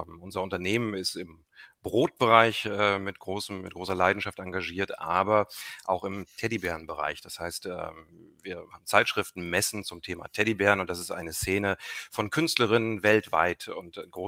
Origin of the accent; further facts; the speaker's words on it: East Germany, Germany; ich bin als Kind in der DDR geboren. Ich weiß, wie es ist, in einem medial abgeschotteten Umfeld aufzuwachsen